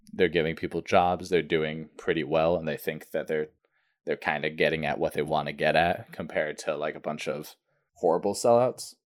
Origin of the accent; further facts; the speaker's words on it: Vermont, United States; also born or lived in New Hampshire; I grew up in Vermont